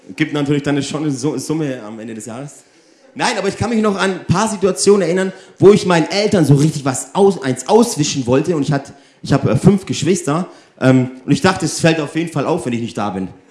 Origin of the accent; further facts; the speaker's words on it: Germany; also born or lived in Italy; ich bin ja 50% Deutsch, 50% Italienisch. Und hier in Deutschland bin ich immer der Italiener